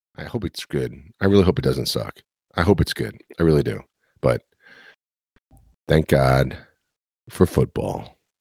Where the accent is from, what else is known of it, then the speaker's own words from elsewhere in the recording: New York City, New York, United States; this kid from Queens, born and raised in New York City